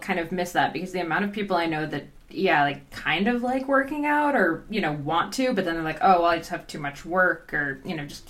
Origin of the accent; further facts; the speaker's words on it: New Jersey, United States; now in Canada; I grew up in New Jersey